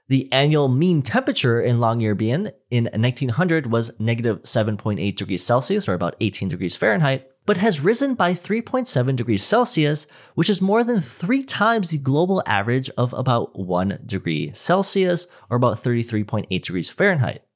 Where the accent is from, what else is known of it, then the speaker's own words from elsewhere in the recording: Minnesota, United States; also born or lived in Fort Collins, Colorado; I'm from Minnesota, so snowfall here is, I mean, we're getting blasted by snow every winter